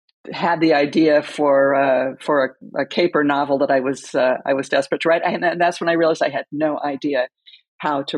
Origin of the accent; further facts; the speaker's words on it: California, United States; I grew up in California